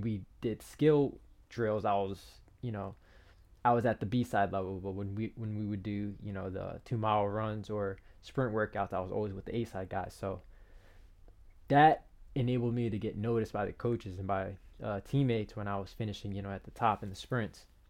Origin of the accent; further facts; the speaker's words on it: Piscataway, New Jersey, United States; I was from Piscataway